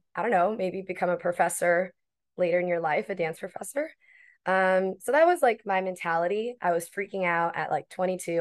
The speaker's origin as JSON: {"language": "English", "town": "Miami", "region": "Florida", "country": "United States", "tie": "born or raised there", "moved": "as an adult", "lives_now": "New York, United States", "said": "originally born and raised in Miami, Florida. I was there since eighteen, and then I moved to New York"}